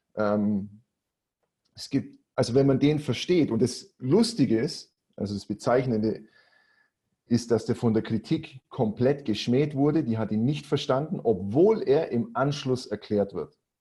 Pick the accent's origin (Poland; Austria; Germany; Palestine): Germany; Augsburg, Bavaria; accent: Swabian; moved away as an adult; now in Cyprus; ich komme aus Augsburg, ne, auf Schwäbisch, Mai Bur